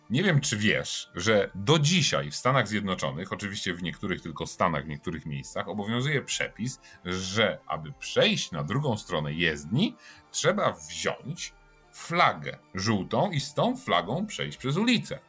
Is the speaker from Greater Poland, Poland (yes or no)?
yes; Poznań, Greater Poland, Poland; włączyła mi się moja poznańska dusza